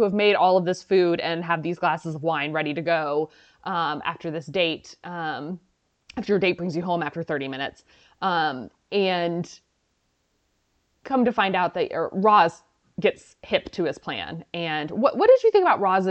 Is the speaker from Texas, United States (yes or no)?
yes; Dallas, Texas, United States; now in Houston, United States; I'm from Dallas, and the grocery store that my parents live in, the house I grew up in, the grocery store by them is very close to my old high school.